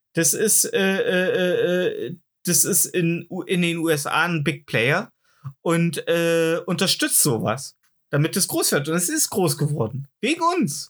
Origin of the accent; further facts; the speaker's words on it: East Germany, Germany; bei uns im Osten